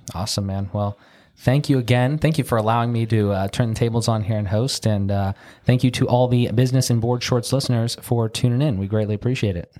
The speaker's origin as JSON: {"language": "English", "town": "Pittsburgh", "region": "Pennsylvania", "country": "United States", "tie": "born or raised there", "said": "We're in Pittsburgh, Pennsylvania, my hometown."}